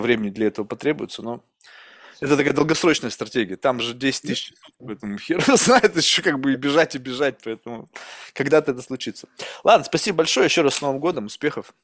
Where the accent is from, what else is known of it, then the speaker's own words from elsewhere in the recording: Russia; first language Russian; now in United States; я родился в России